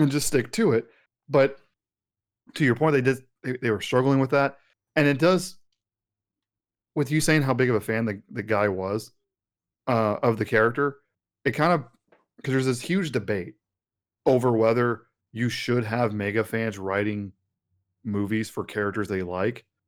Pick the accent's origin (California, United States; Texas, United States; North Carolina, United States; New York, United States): Texas, United States; West; growing up in Texas, especially out in West Texas